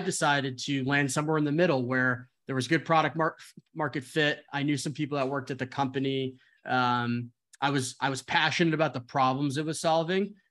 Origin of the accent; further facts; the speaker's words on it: New Jersey, United States; moved away as an adult; also born or lived in Arizona / San Francisco; I am originally from New Jersey, went to school in Arizona